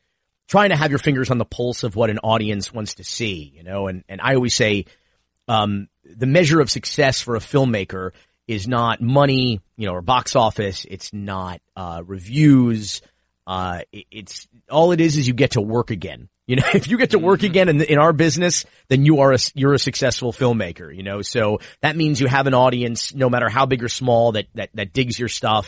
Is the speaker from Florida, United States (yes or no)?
yes; Miami, Florida, United States; also born or lived in Fort Myers, Florida; I'm a native Floridian. I was born in Fort Myers, and a lifelong Miamian.